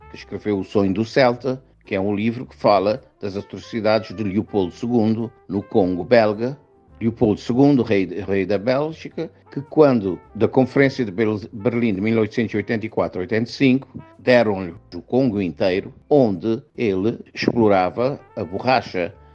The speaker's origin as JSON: {"language": "Portuguese", "country": "Cape Verde", "said": "E eu, como africano, vivi na pele o colonialismo."}